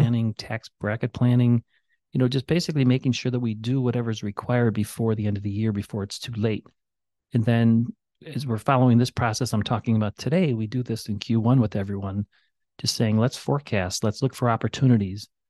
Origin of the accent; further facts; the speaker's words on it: Chicago, Illinois, United States; now in Valparaiso, United States; I grew up in Chicago playing in alleys